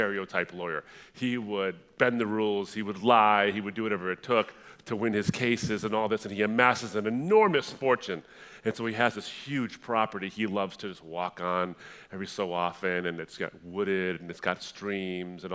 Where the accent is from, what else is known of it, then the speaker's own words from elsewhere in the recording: Detroit, Michigan, United States; I was born in Detroit, but we moved up to a suburb of Detroit